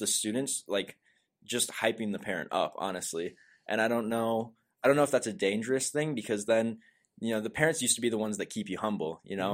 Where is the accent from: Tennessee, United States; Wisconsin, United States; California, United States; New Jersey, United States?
Wisconsin, United States; River Falls; also born or lived in Prescott; we grew up in River Falls at first before moving to Prescott